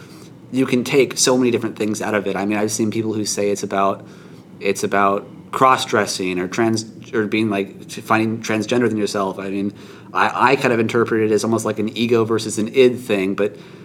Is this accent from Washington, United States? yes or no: yes; Washington, United States; I'm from Washington, like more south